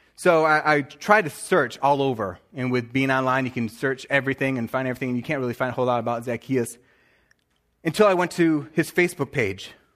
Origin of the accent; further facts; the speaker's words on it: near Flint, Michigan, United States; I'm right, uh, here near Flint, a little bit north of Detroit